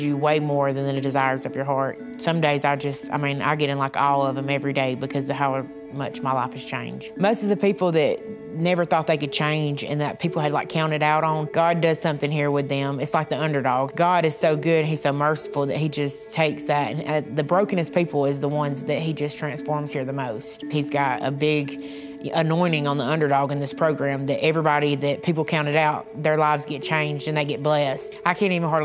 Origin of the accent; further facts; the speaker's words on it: Wellborn, Alabama, United States; I'm from Welborn, Alabama.